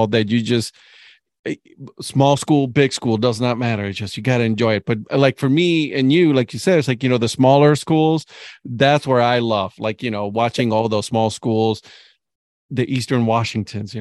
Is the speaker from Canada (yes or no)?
no; Puerto Rico; my home country, Puerto Rico